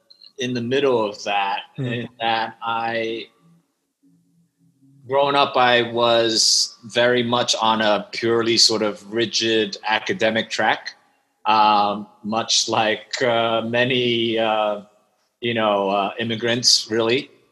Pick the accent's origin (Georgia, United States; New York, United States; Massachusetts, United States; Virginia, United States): New York, United States; English is a second language; also born or lived in Shanghai, China; I actually spent my first 8 years in Shanghai. Okay. And moved to Queens when I was just a few days shy of eight, and had to learn English. And then it's been growing up in New York since then.